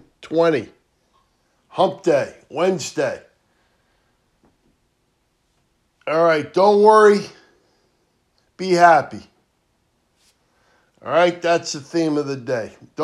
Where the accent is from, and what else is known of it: United States